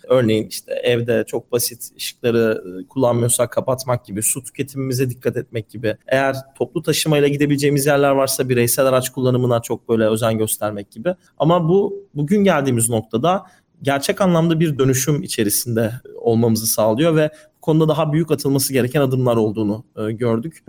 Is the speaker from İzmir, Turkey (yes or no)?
no; Istanbul, Turkey; İstanbul'da doğdum ve büyüdüm